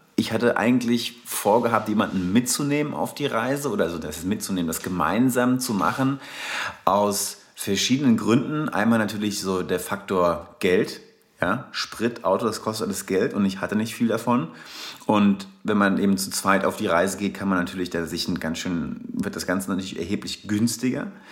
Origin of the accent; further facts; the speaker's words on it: Darmstadt, Hesse, Germany; accent: Hessian; komme ursprünglich aus Darmstadt. Ursprünglich, inzwischen befinde ich mich mehr on the road als eigentlich noch in Darmstadt. Aber seid gewarnt, ich habe so einen leichten hessischen Akzent hier und wieder